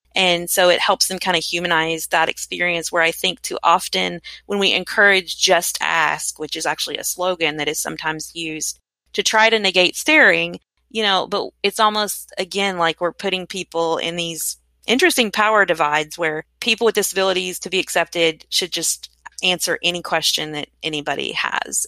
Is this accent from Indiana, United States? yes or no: no; Frankfort, Kentucky, United States; I was born in Frankfort, Kentucky